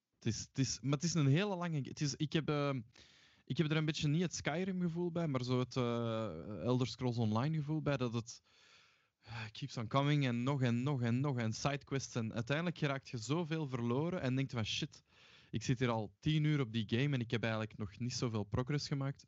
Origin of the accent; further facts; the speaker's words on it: Mechelen, Flanders, Belgium; moved away; ik ben oorspronkelijk van Mechelen